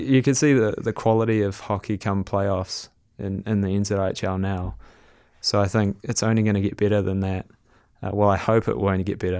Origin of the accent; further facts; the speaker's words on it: Whangarei, Northland, New Zealand; I grew up in Whangarei up north